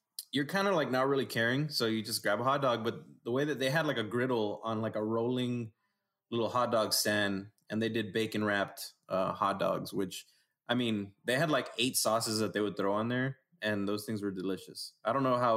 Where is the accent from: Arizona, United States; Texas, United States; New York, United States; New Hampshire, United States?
Texas, United States; Laredo; growing up in Laredo, which for those listening, Laredo, Texas